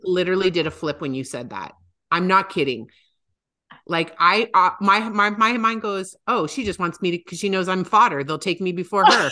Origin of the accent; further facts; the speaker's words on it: Calgary, Alberta, Canada; my hometown